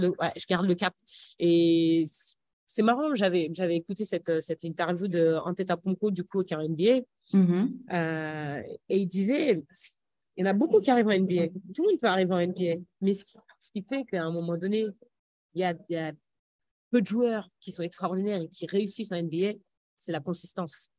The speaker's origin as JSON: {"language": "French", "town": "Aubervilliers", "region": "Île-de-France", "country": "France", "tie": "born or raised there", "also_born_or_lived": "Metz", "moved": "yes", "said": "j'ai grandi à Aubervilliers, une bonne partie de, de ma jeunesse à, à Aubervilliers"}